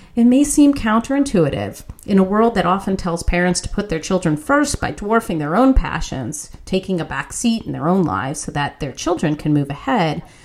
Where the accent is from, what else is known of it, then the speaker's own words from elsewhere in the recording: West Orange, New Jersey, United States; West Orange, New Jersey, my hometown